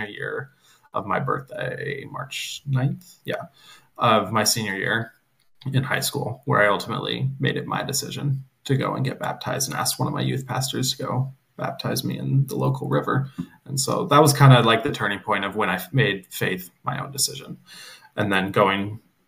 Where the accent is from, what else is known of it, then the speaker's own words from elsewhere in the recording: West Coast, United States; moved away as an adult; also born or lived in Bible Belt; Growing up on the West Coast, it's very casual and laid back. You wear your Seahawk jerseys to church